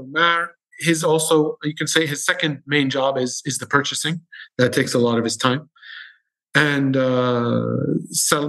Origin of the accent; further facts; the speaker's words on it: Syria; now in Dubai, United Arab Emirates; I'm from Syria